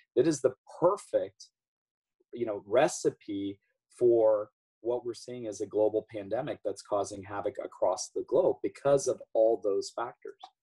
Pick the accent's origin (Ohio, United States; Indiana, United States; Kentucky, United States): Ohio, United States; my home state of Ohio